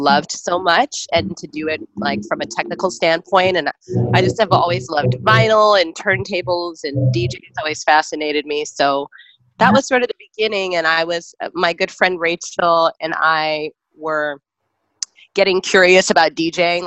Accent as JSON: {"language": "English", "town": "Chicago", "region": "Illinois", "country": "United States", "tie": "born or raised there", "also_born_or_lived": "Bay Area, California", "moved": "as an adult", "lives_now": "Brooklyn, United States", "said": "I'm originally from Chicago, so I kind of grew up with that as my backdrop."}